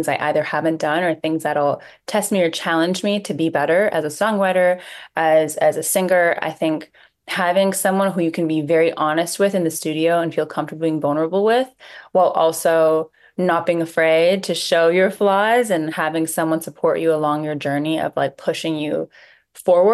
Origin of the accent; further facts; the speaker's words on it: Toronto, Ontario, Canada; I'm from Toronto, Canada